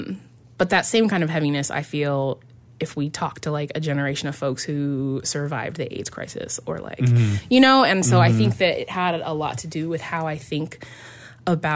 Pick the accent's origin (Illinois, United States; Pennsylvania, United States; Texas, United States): Illinois, United States; Central; moved away; I was from Central Illinois